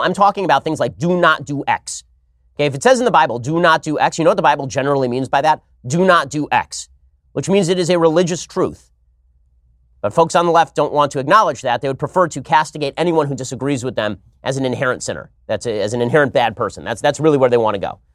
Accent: California, United States; my home state of California

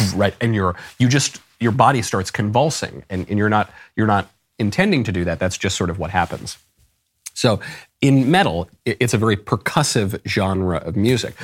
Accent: United States; I'm an American

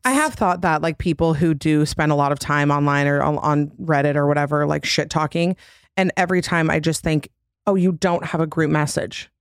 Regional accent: Utah, United States; I'm from Utah, which is literally plastic surgery capital.

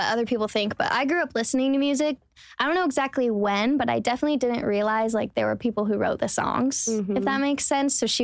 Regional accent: Charlotte area, North Carolina, United States; moved away as an adult; now in Nashville, United States; I'm from North Carolina, as I said, like a small town, Charlotte area.

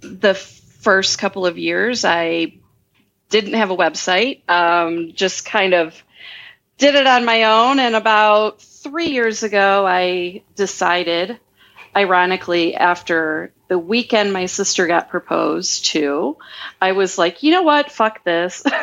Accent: small town near Cleveland, Midwest, Ohio, United States; now in Las Vegas, United States; I'm from the Midwest. And when I say that I'm from Cleveland, but I'm not, I'm from like a really small town near Cleveland.

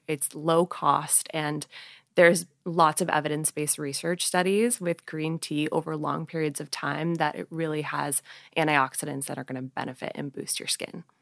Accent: Portland, Oregon, United States; also born or lived in Honolulu, Hawaii; I moved back to Portland, Oregon, where my mom's from. And so I spent the majority of my life in Oregon

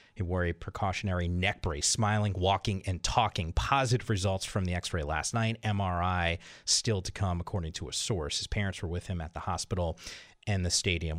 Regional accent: Northeast, United States; now in Southern California, United States; I'm from the Northeast originally

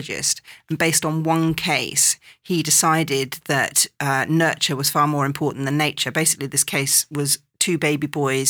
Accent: England, United Kingdom; moved away; growing up in England

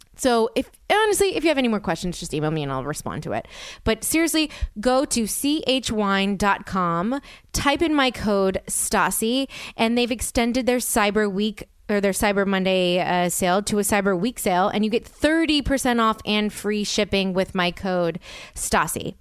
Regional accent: New Orleans, Louisiana, United States; I'm from New Orleans.

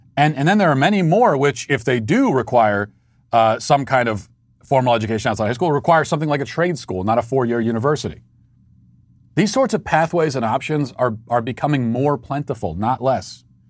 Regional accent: United States; As the American people

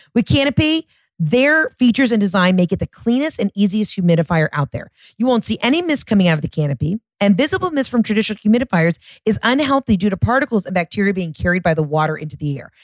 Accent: Georgia, United States; I'm from Georgia

